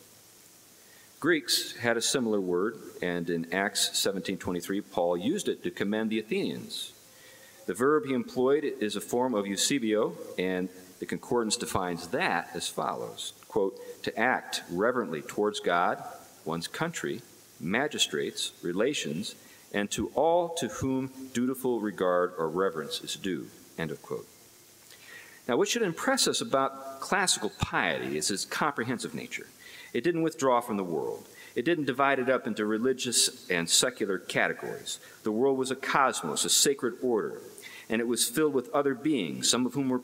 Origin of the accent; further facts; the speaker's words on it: Western Pennsylvania, United States; I'm from Western Pennsylvania, so that's why I know what a dousing rod is.